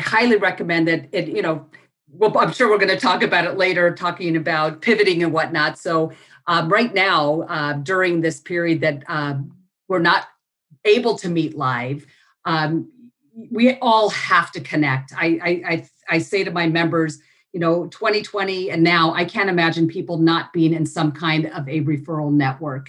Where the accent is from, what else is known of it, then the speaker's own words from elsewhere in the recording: Los Angeles, California, United States; moved away as an adult; also born or lived in Hawaii; I grew up in the San Fernando Valley.